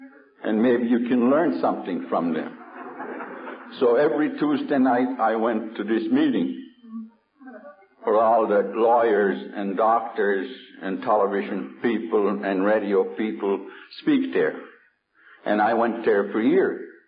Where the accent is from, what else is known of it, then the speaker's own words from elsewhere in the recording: United States; And being an Indian, it always bothered me. I remember in New York State